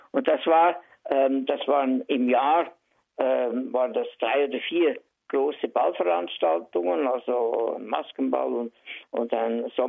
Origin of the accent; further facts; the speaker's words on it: Reinach, Basel-Landschaft, Switzerland; born there; Hallo zusammen … Theater- und Filmschauspieler, geboren in Rienach bei Basel